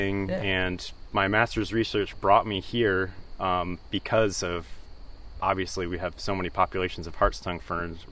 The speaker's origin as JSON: {"language": "English", "town": "Utica", "region": "New York", "country": "United States", "said": "I'm from the Utica area"}